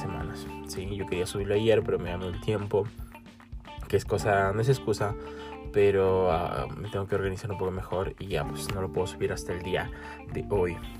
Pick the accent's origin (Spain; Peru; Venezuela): Peru; soy de Perú